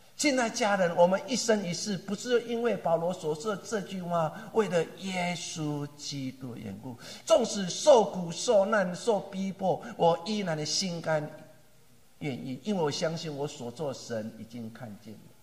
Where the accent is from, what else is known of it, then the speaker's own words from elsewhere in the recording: Taiwan; 我们台湾话